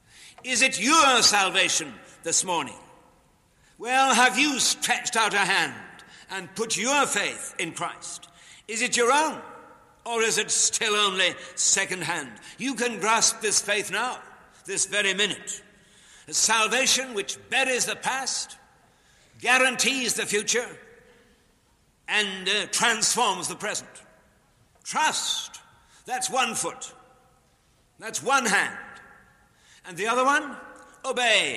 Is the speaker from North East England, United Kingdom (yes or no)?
yes; Newcastle upon Tyne, North East England, United Kingdom; moved away; also born or lived in Chicago; in Newcastle, in my hometown